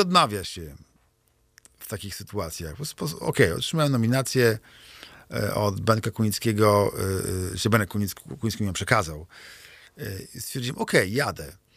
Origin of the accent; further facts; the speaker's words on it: Kociewie, Pomeranian Voivodeship, Poland; also born or lived in Kashubia; wychowałem się w Strzewie na Kociewiu